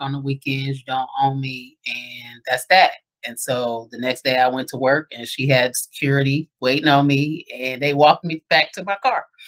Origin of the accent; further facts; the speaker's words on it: Dayton, Ohio, United States; moved away; now that I'm back here in Dayton full time, I never would have thought I would be back in my hometown